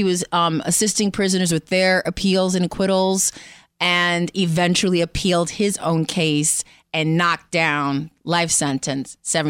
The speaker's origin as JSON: {"language": "English", "town": "New York City", "region": "New York", "country": "United States", "moved": "as an adult", "said": "New York, from the Bronx."}